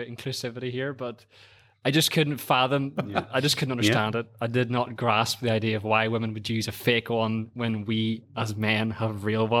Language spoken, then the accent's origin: English; Ireland; That one, and as an Irishman, I was an altar boy.